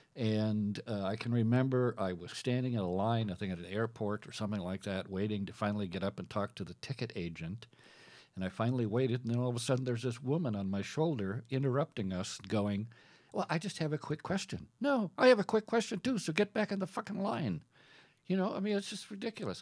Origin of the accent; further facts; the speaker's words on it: Minnesota, United States; also born or lived in Iowa / South Dakota; I was born and raised in Minnesota